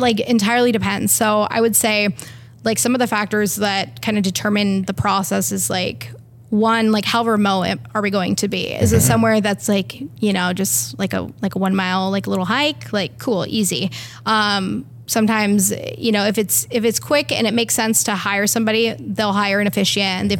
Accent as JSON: {"language": "English", "region": "Pacific Northwest", "country": "United States", "also_born_or_lived": "Iceland", "lives_now": "Portland, United States", "said": "I'm from the Northwest"}